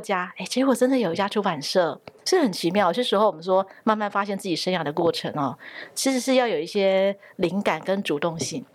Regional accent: southern Taiwan, Taiwan; 因为我是在南部的家庭长大的

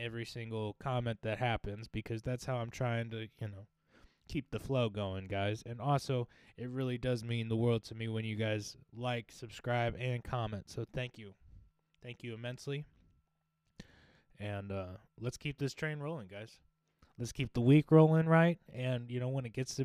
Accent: United States; We're all American

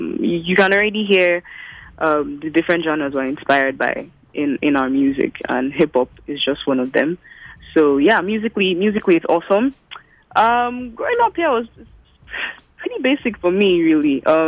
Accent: Nigeria; I was born and raised in Nigeria in the 90s.

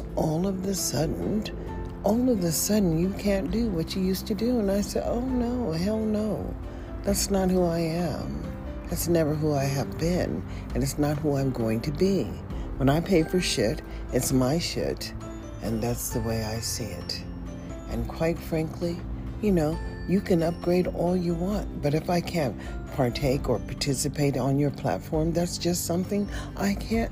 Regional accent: United States; I am an American citizen, period.

